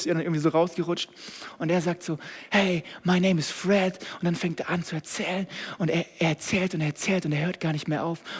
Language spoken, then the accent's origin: German; Germany; Ich kannte es als Deutscher gar nicht, dass es sowas gibt.